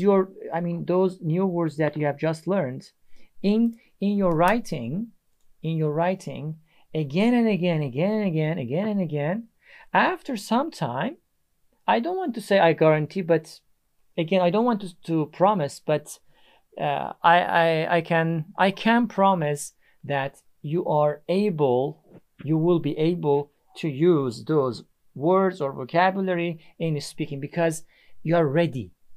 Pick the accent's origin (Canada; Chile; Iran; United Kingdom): Iran; English is a second language; now in Istanbul, Turkey; I'm from Iran. I live in Istanbul, Turkey.